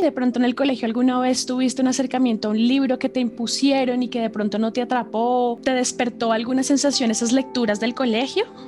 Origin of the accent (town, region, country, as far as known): Colombia